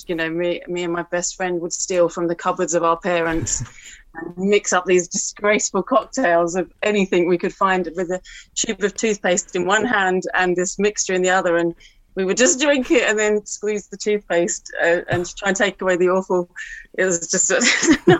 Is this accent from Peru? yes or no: no; Harrow, London, United Kingdom; I grew up in Harrow